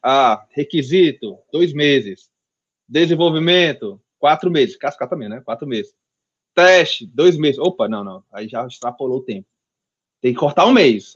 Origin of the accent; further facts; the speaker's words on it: Fortaleza, Ceará, Brazil; nunca saí de Fortaleza